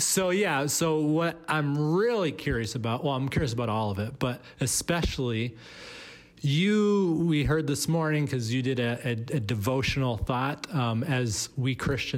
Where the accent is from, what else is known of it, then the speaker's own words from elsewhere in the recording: Boston, Massachusetts, United States; Boston, which is my hometown